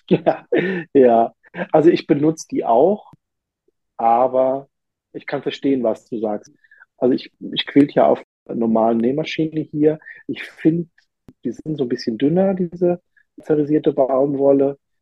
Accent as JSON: {"language": "German", "region": "Rhineland-Palatinate", "country": "Germany", "said": "ich komme ja aus der Pfalz"}